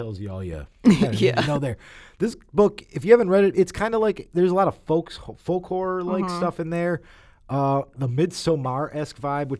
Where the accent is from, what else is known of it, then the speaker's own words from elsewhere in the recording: United States; I'm an American.